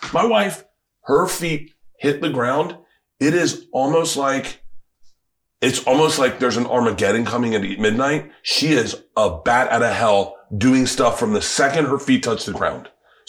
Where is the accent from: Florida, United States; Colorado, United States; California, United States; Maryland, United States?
Florida, United States; now in Los Angeles, United States; I was from Florida